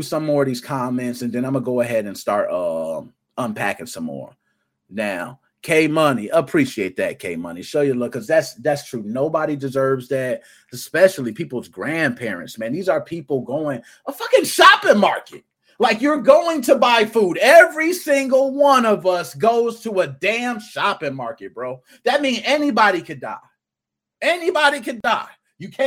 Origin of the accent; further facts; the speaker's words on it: Chicago, Illinois, United States; I was raised in Southside Chicago